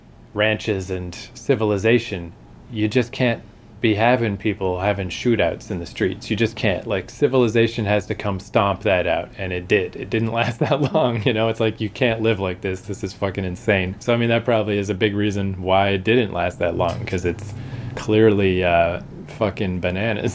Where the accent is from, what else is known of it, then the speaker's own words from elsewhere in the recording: Canada; we're not American, we're Canadian